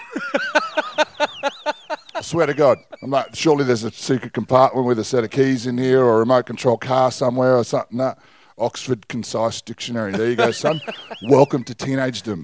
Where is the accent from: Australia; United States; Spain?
Australia; Northern Territory; I was brought up in the Northern Territory